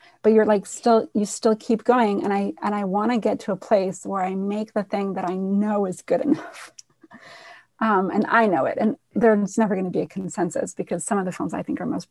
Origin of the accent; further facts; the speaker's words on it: Israel; now in New York, United States; I'm from Israel originally